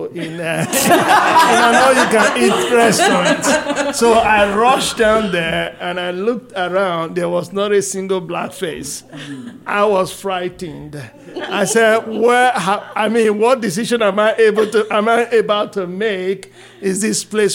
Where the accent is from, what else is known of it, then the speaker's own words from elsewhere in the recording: Nigeria; moved away as an adult; also born or lived in United States; now in Bentonville, United States; I'm originally from Nigeria, West Africa, and my mom was a trader, and I moved to the United States in 1986